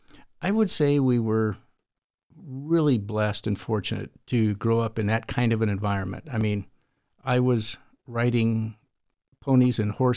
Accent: California, United States; And I grew up in the Tehachapi Mountains, north of Los Angeles.

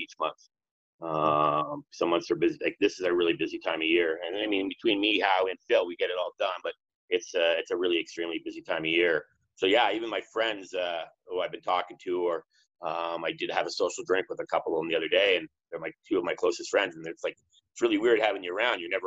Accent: Toronto, Ontario, Canada; I grew up in Toronto. I still live in Toronto

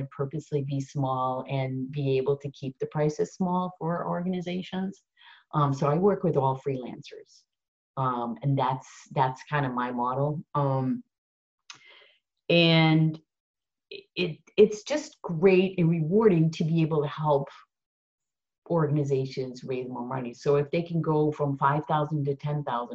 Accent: Netherlands; now in United States; I'm Dutch

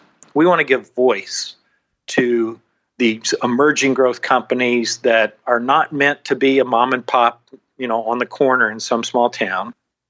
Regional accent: Arkansas, United States; moved away as an adult; now in Washington, D.C., United States; my home state of Arkansas.

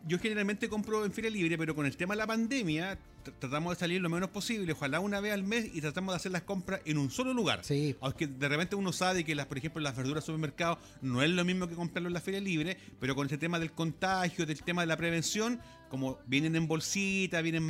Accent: Chile; hablemos como chileno

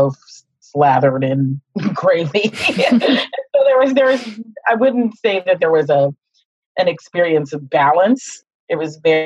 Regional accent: Pittsburgh, Pennsylvania, United States; So I come from a Midwest family, African-American family. We're from Pittsburgh, Pennsylvania

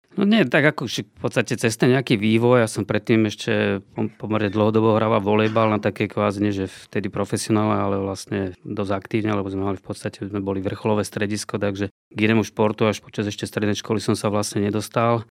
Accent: Bratislava, Bratislava Region, Slovakia; also born or lived in Poprad; ja som vlastne z Bratislavy

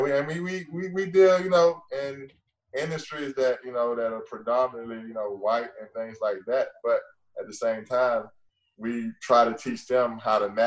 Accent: Gainesville, United States; moved away as an adult; also born or lived in New Orleans; growing up in Gainesville

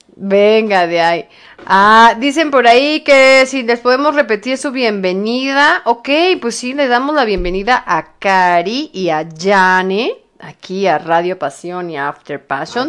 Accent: Mexico; somos los mexicanos

